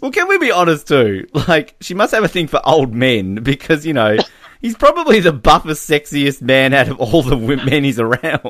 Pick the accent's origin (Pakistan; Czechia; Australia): Australia; I'm Australian.